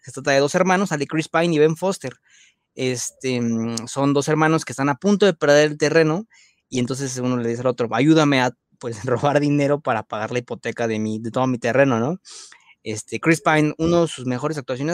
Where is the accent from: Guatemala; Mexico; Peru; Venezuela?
Mexico; nuestra paisana Ana de la Reguera